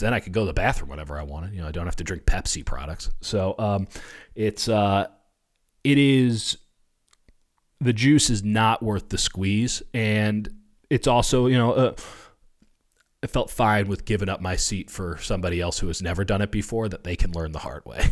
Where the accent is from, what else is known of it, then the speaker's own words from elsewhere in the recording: Chicago, Illinois, United States; moved away; growing up in Chicago, you know, raised in Catholic school